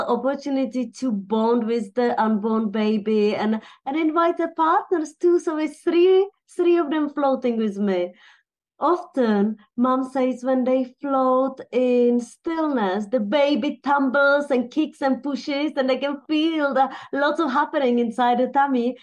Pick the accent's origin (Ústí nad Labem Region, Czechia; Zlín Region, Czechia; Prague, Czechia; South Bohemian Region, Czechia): Ústí nad Labem Region, Czechia; Teplice; moved away as an adult; now in United Kingdom; I was born in Bohemia in a town called Teplice